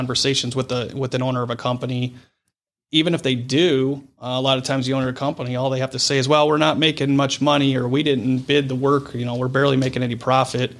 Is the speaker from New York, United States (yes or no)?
no; Brecksville, Ohio, United States; growing up in Brecksville